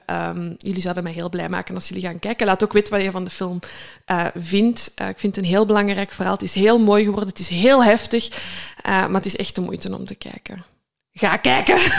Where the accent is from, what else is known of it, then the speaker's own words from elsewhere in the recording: Limburg, Flanders, Belgium; Als Limburger